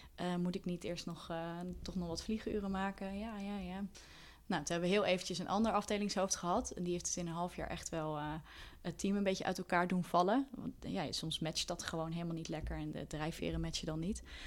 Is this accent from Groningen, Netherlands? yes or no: no; Deventer, Overijssel, Netherlands; now in Amsterdam, Netherlands; we zijn allebei eh, opgegroeid in Deventer